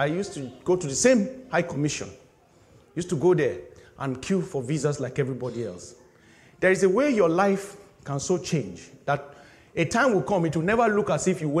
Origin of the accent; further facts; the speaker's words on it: Nigeria; moved away as an adult; finishing youth service in my home country